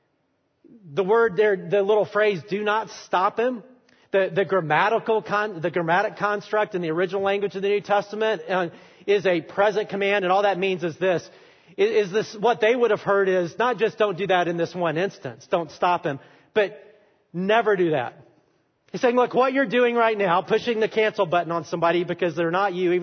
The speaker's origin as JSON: {"language": "English", "region": "Alabama", "country": "United States", "said": "I am from Alabama"}